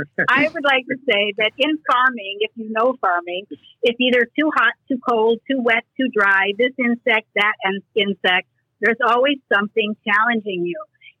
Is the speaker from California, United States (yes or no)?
no; Chicago, Illinois, United States; moved away; And we're both transplanted from Chicago.